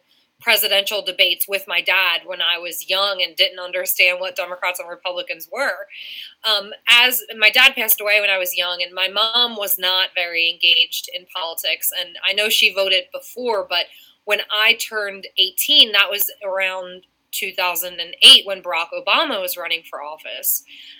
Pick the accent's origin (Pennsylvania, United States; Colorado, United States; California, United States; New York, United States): Pennsylvania, United States; Delaware County; when I was a teenager growing up in Delco.